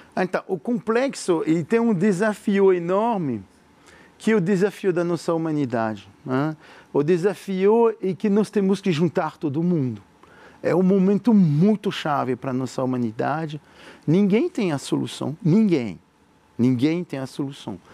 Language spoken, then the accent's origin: Portuguese; France; Portuguese is a second language; moved away as an adult; now in Brazil; como um empreendedor francês como eu, que tive tudo lá em França